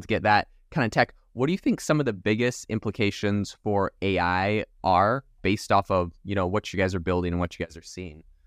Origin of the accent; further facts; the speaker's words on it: Canada; moved away as an adult; now in Arizona, United States; I'm actually originally from Canada